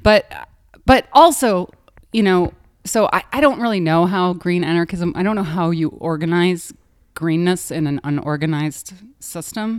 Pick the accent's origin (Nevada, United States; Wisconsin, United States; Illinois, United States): Wisconsin, United States; I grew up in Wisconsin